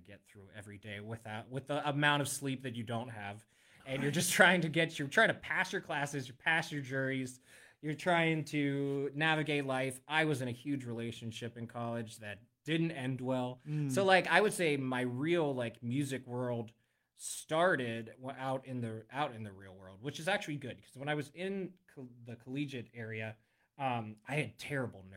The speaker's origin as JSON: {"language": "English", "region": "Western Pennsylvania", "country": "United States", "moved": "as an adult", "lives_now": "Central Pennsylvania, United States", "said": "I'm from Western PA. I'm not from this side of the state."}